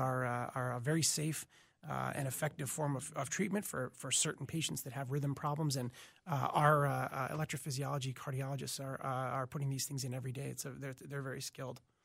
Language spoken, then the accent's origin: English; Boston, Massachusetts, United States; moved away as an adult; also born or lived in Michigan; now in Minneapolis, United States; originally from Boston, Massachusetts